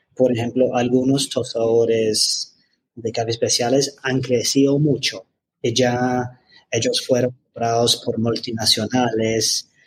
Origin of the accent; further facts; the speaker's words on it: London, United Kingdom; Spanish is a second language; moved away as an adult; now in Medellín, Colombia; yo soy de Londres, de Reino Unido